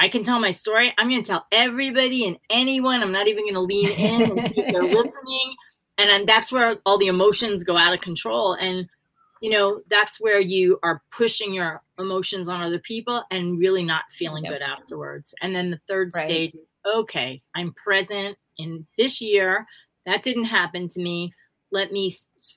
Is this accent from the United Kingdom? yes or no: no; New York City, New York, United States; growing up in Brooklyn